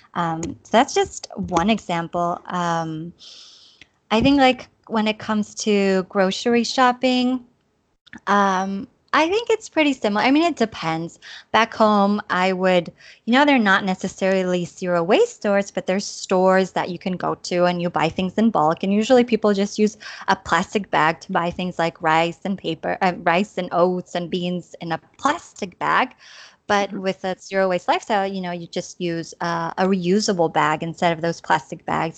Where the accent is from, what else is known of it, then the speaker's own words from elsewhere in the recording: Chula Vista, California, United States; moved away as an adult; also born or lived in Tijuana, Mexico; now in Granollers, Spain; I'm from Chula Vista, California, and um, well, I grew up on the border. My parents are from Tijuana, so I grew up, you know, on both sides of the border